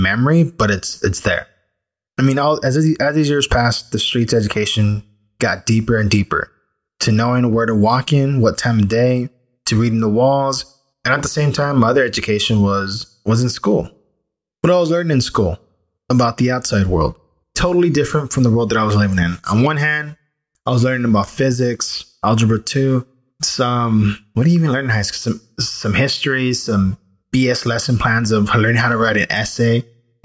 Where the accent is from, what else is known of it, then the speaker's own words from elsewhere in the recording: Los Angeles, California, United States; I grew up in Boyle Heights, a place where it's mostly Mexican-American / Chicano people